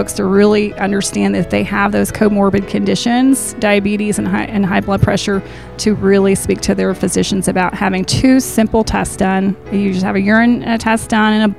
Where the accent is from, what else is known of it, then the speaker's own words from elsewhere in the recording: the Shoals area, Alabama, United States; I am from the Shoals area